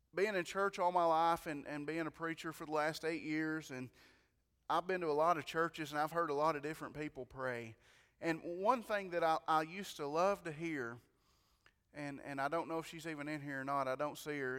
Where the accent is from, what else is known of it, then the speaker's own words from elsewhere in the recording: White County, Tennessee, United States; I'm from White County